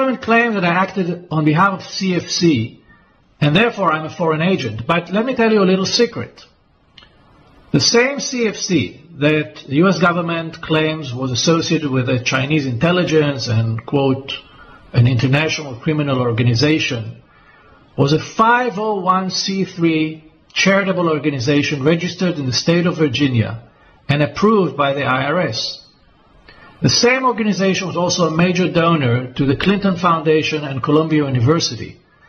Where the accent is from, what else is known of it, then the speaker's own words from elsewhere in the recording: Israel; why they targeted me in Cyprus and not in my home country of Israel, where I reside most of the time.